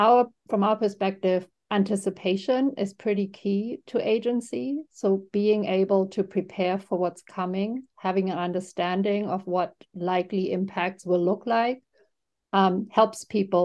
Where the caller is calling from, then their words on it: New York, United States; I'm calling in from New York